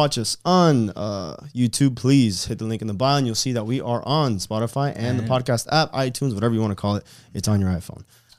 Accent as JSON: {"language": "English", "area": "Palmetto", "region": "Florida", "country": "United States", "tie": "born or raised there", "said": "Oh, no, I was born in Palmetto."}